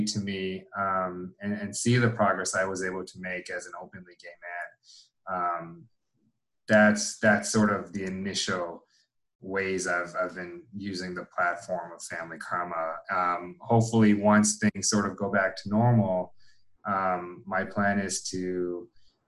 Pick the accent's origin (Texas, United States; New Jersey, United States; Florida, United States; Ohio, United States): Florida, United States; Miami; moved away as an adult; also born or lived in Atlanta / St. Louis / Chicago; I was born and raised in Miami. I grew up there.